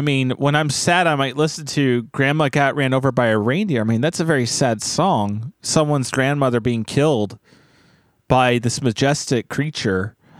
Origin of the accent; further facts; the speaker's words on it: Wisconsin, United States; now in California, United States; it's been exciting living in California like I always dreamed of since I was a kid. The problem is, I'm from Wisconsin, and though I know it's summer here, I can't help but miss the seasons.